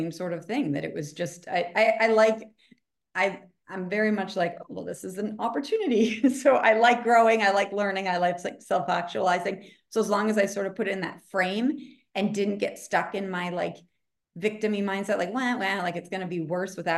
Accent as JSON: {"language": "English", "area": "outside of Boston", "region": "Massachusetts", "country": "United States", "tie": "born or raised there", "said": "I grew up outside of Boston, so it was like Puritan culture."}